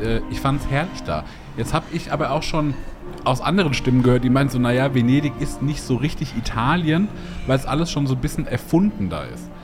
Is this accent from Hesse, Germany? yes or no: yes; Hesse, Germany; ich äh, eben als Hesse